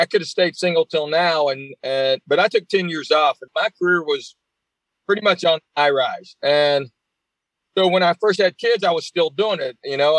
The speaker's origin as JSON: {"language": "English", "town": "Knoxville", "region": "Tennessee", "country": "United States", "tie": "born or raised there", "said": "So I grew up in Knoxville."}